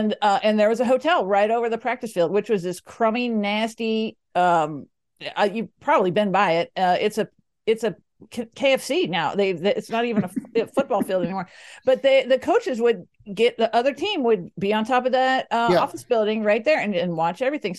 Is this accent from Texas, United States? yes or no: yes; Dallas, Texas, United States; now in Denver, United States; I'm a Cowboys girl because I grew up in Dallas.